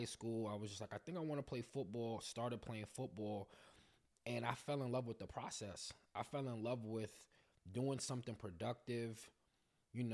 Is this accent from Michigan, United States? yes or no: no; New York City, New York, United States; I'm from Brooklyn